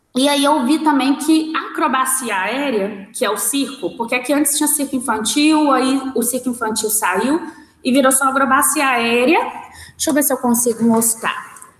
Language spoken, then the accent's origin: Portuguese; Belo Horizonte, Minas Gerais, Brazil; voltar para minha terra, né? Porque o pessoal acha que Venda Nova é, outra, é outro lugar, não é Belo Horizonte